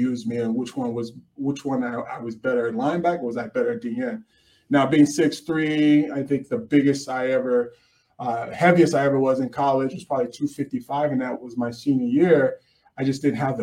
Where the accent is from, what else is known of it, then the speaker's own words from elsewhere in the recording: Irving, Texas, United States; I'm from Irving originally